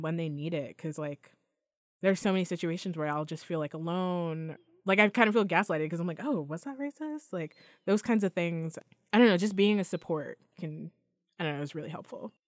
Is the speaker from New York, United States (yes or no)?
yes; New York, United States; I was born here